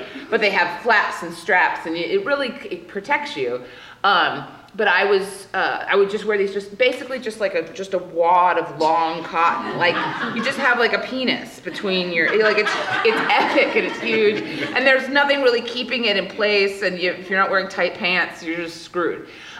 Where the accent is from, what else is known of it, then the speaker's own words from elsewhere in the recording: Hawaii, United States; and I grew up in Hawaii, so we were in Hawaii